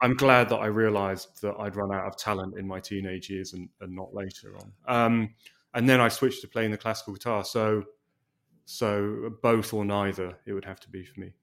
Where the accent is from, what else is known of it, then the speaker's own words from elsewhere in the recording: England, United Kingdom; now in Los Angeles, United States; an Englishman living in Los Angeles